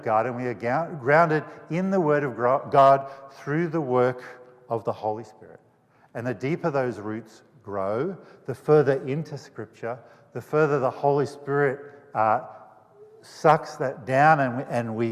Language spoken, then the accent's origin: English; Australia; now in United States